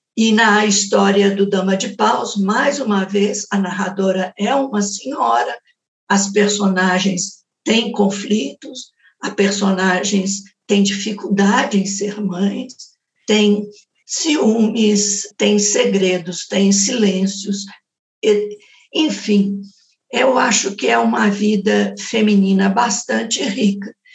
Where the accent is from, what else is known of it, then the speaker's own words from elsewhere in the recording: Belo Horizonte, Minas Gerais, Brazil; quando eu era jovem em Belo Horizonte